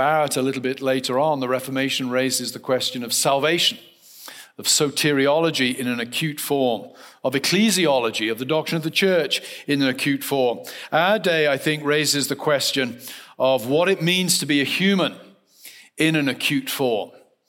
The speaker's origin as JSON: {"language": "English", "region": "South West England", "country": "United Kingdom", "tie": "born or raised there", "lives_now": "United States", "said": "I grew up in the West Country of England in a very rural context. Foxes were a common phenomenon. I now live in Western Pennsylvania"}